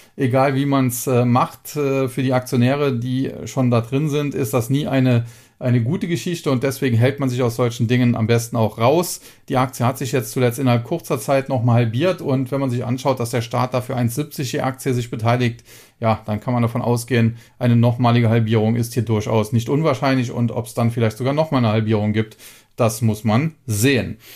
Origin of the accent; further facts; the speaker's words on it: Germany; als Deutscher